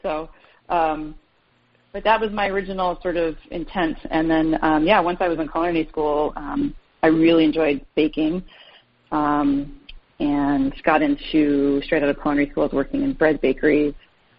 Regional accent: Duxbury, Massachusetts, United States; I grew up on the South Shore in a small town called Duxbury, which now has claim to fame to the Island Creek oysters.

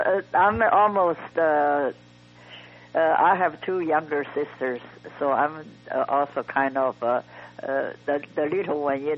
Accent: Beijing, China; moved away; also born or lived in Shanghai; I was born in China, and I was born in Beijing. I was born in Shanghai, and then I was educated in Beijing when I was a child. I don't even quite remember exactly the age, probably 4 or 5 years old. So my family from Shanghai moved to Beijing from south to north.

